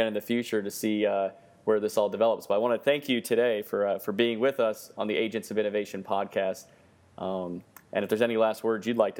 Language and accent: English; Miami, Florida, United States; So we're glad to have you in my home state and Florida, and actually the city where I was born, Miami.